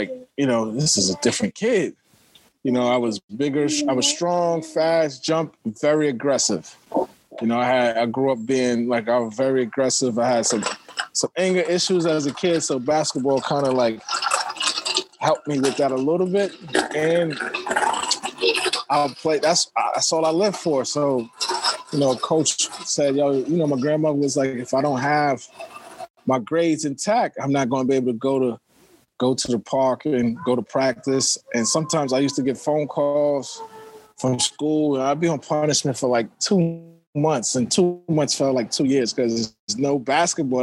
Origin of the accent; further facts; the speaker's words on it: New York City, New York, United States; born and raised in Harlem